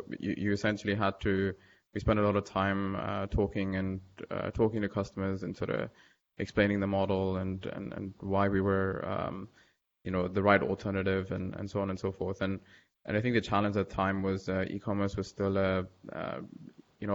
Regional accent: Dubai, United Arab Emirates; I pretty much spent most of my life growing up in Dubai

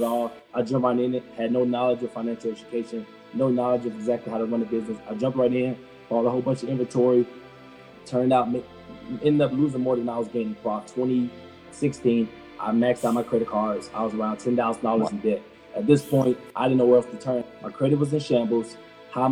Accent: Atlanta, Georgia, United States; my upbringing, born in Atlanta, raised in Atlanta

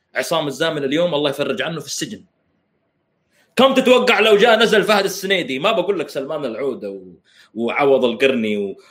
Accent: Saudi Arabia; now in Canada; احنا السعوديين

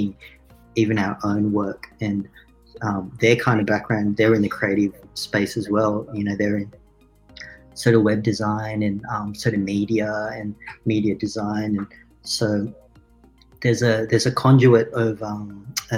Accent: Australia; also born or lived in Philippines; we had growing up in Australia

